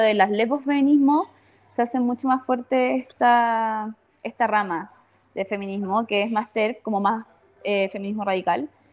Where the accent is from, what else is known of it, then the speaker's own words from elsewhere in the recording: Iquique, Tarapacá, Chile; moved away as an adult; now in Santiago, Chile; yo soy del norte, de Iquique. Eh, crecí toda mi vida ahí